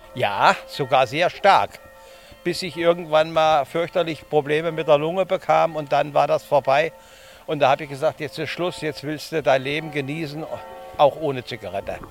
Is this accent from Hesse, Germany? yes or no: yes; Kassel, Hesse, Germany; Wir kommen aus Kassel